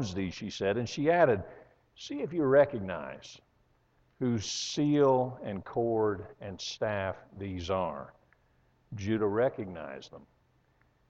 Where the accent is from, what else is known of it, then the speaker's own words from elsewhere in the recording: Western Pennsylvania, United States; moved away; I grew up in Western Pennsylvania in churches that made this look like a mega church